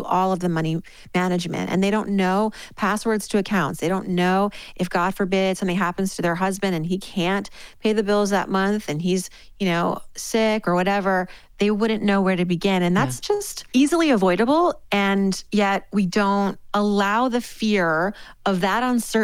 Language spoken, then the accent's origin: English; Worcester, Massachusetts, United States; it starts back to my early years living in Worcester, Massachusetts. I am the daughter of Iranian immigrants. My parents moved here in the late 70s. I was born in 1980 in Worcester, Massachusetts